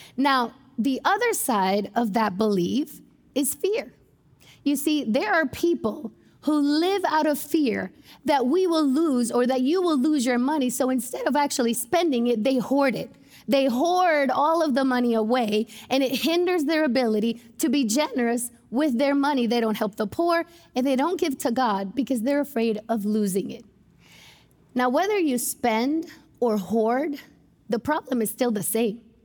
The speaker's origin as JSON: {"language": "English", "country": "United States", "said": "as American Christians"}